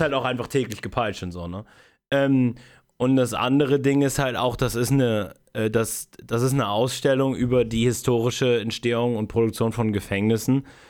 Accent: Spreewald, Brandenburg, Germany; ich aus dem Spreewald komme.

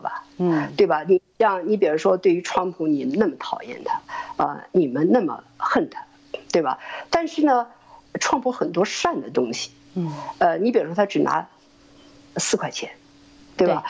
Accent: China; moved away as an adult; also born or lived in Germany; now in United States; 我是从一个骗人的国家来的。我是从一个充满了欺骗的国家来的

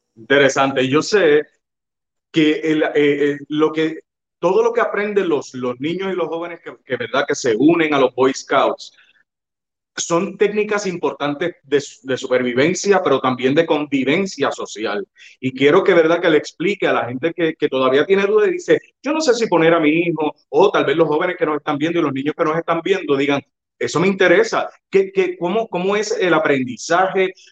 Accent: Yauco, Puerto Rico; also born or lived in Ponce; Yo, aunque yo nací en Ponce, claro, me movieron de Ponce al, día siguiente o dos días después para Yauco

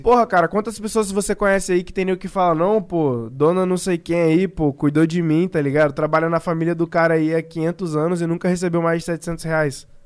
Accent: Brazil; a gente é brasileiro

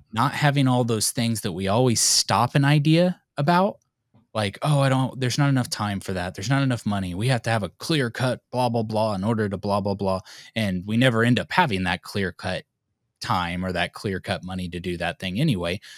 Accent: United States; we're American

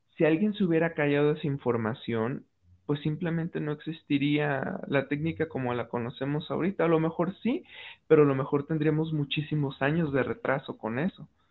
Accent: Mexico; como mexicanos

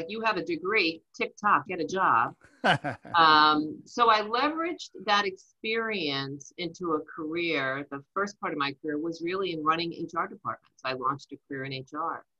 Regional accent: New Jersey, United States; accent: Jersey; I'm a Jersey girl. I grew up in New Jersey

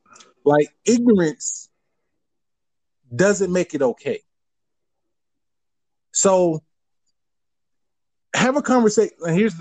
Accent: Southern US, United States; And I grew up all around Confederate flags and all this other stuff.

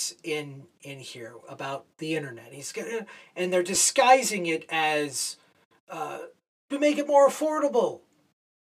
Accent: San Diego, California, United States; moved away; I grew up in San Diego

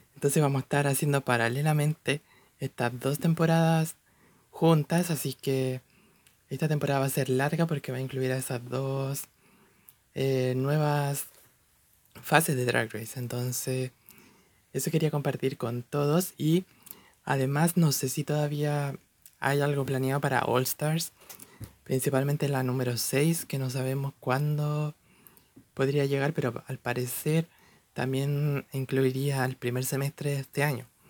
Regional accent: Chile; personalmente soy de Chile, un país en Latinoamérica

